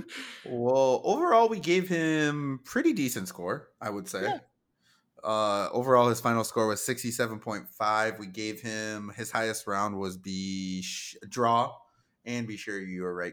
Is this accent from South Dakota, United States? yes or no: yes; South Dakota, United States; we're from South Dakota